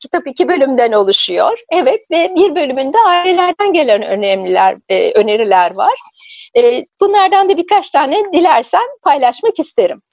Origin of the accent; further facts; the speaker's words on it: Ankara, Turkey; ben Ankara'da büyüdüm. Çocukluğum Ankara'da geçti.